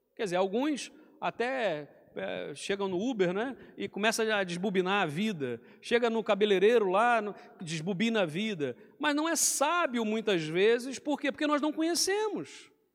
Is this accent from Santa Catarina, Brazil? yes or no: no; Rio de Janeiro, Brazil; moved away as an adult; now in Portugal; eu vim do Rio de Janeiro, então lá fala-se muito 3, né, com I ali, 3